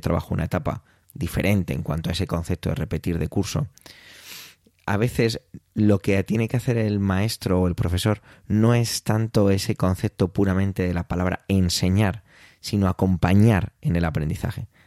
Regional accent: Spain; en mi país, aquí en España

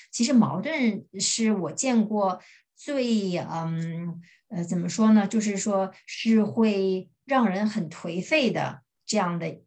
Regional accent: China; moved away as an adult; now in Germany; 我们中国人

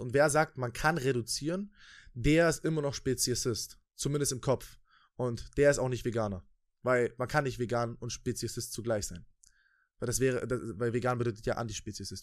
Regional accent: Germany; Bei uns in Deutschland, in, in dem viertreichsten Land der Welt

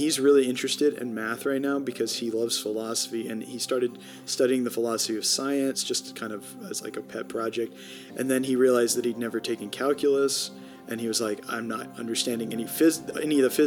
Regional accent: College Station, Texas, United States; also born or lived in St. Paul, Minnesota / Manhattan, Kansas; I grew up in College Station, Texas, mostly. I was actually born in the north in St. Paul, Minnesota

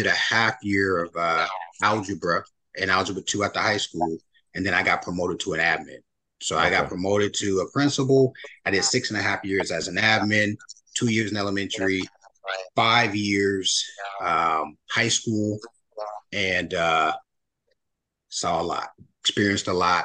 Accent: Union City, California, United States; also born or lived in Oklahoma; We grew up together in Union City, California.

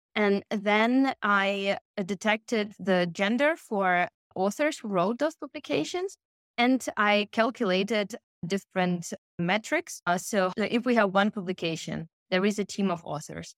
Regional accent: Ukraine; moved away as an adult; also born or lived in Russia / Kyiv, Ukraine; now in Germany; born in Russia most of my childhood and adolescent years I spent in Ukraine, and I started my education there

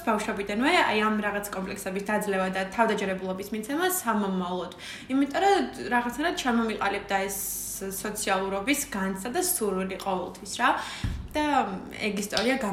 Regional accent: Batumi, Adjara, Georgia; მაშინ დავრჩი პირველად ზაფხულში ბათუმში.

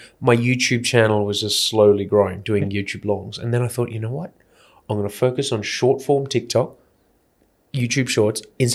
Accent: Australia; moved away as an adult; also born or lived in Singapore; now in Indonesia; Aussie. Yep. I'm born and bred there.

